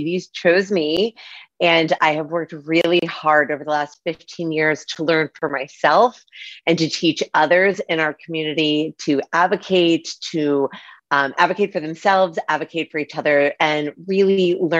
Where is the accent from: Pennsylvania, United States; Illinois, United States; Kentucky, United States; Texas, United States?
Pennsylvania, United States; Pittsburgh; I have the privilege and honor of living in Pittsburgh, Pennsylvania, which is my hometown. So I'm on the other side of the country.